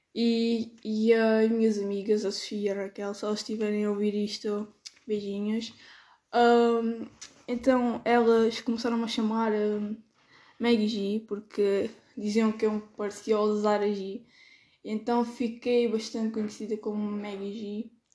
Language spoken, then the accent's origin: Portuguese; Alentejo, Portugal